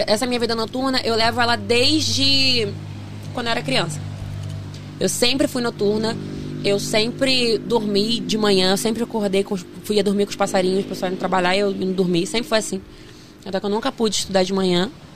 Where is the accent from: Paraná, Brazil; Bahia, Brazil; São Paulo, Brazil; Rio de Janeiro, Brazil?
Rio de Janeiro, Brazil; Duque de Caxias; born or raised there; also born or lived in Queimados